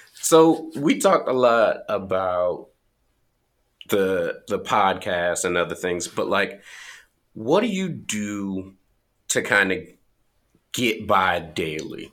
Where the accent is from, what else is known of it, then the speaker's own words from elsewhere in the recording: the South, United States; growing up in the South